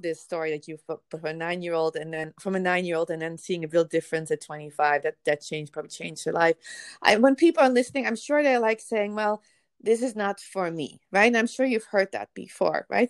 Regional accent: Netherlands; now in United States; I am from the Netherlands originally too

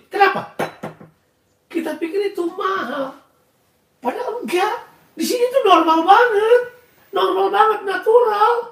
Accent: Indonesia; moved away as an adult; tapi ada banyak hal di mana kebiasaan-kebiasaan budaya saya dari Indonesia harus saya tinggalkan.

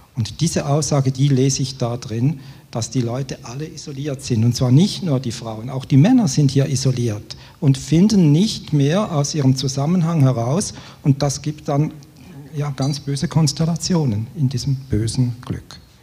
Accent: Switzerland; Als Schweizer

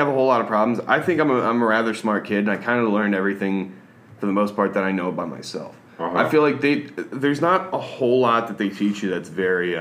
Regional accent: Louisiana, United States; growing up in Louisiana and going to a Louisiana school

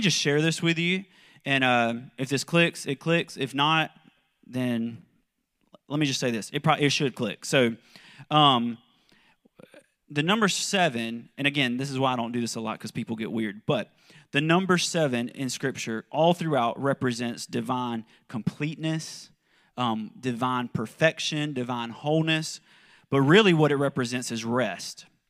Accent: South Carolina, United States; moved away as an adult; also born or lived in Kentucky; I'm from South Carolina, but, um, we lived in Kentucky for about ten years

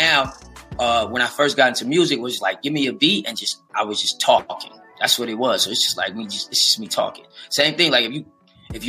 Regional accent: West Coast, United States; I'm from the West.

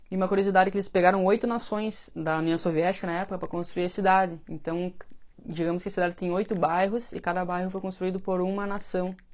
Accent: Belarus; born there; mas na Bielorrússia, que é onde eu, onde eu nasci, daí, lá a gente foi muito atingido também

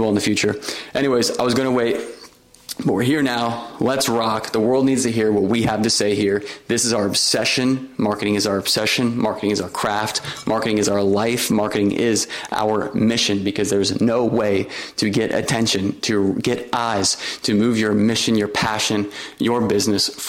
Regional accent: Orlando, Florida, United States; My first marketing job was with the Walt Disney Company in my hometown in Orlando.

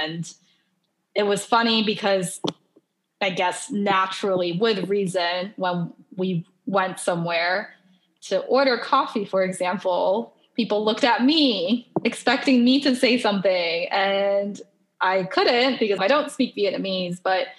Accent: Taiwan; And I'm from Taiwan, you know, it gets pretty hot and humid in the summer.

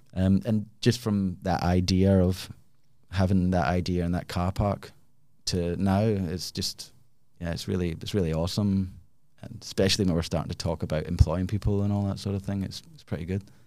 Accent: Glasgow, Scotland, United Kingdom; moved away as an adult; also born or lived in Australia; now in Perth, Australia; I am originally from Glasgow, came to Australia about twenty-one years ago.

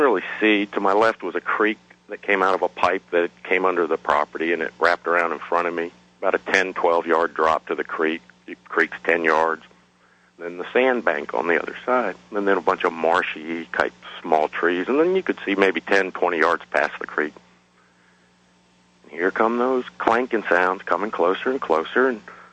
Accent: Freeport, New York, United States; growing up in New York

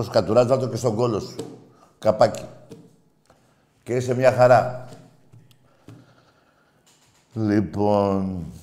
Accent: Greece; ε, είμαστε Έλληνες. Να διαφωνούμε όπως διαφωνούμε εδώ.

